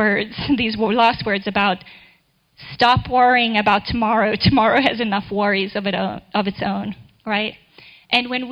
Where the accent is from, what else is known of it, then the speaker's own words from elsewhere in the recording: South Africa; now in Kansas City, United States; I totally had to learn how to drive in the snow in Kansas City when I moved here from South Africa, where I think it maybe snowed the day I was born